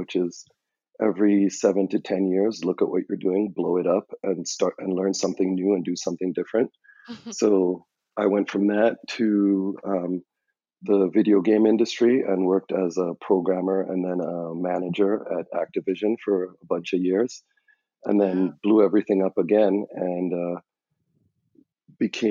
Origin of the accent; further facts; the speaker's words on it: Trinidad & Tobago; moved away as an adult; now in United States; I'm from Trinidad and Tobago, and when you come to the U.S. as a foreign student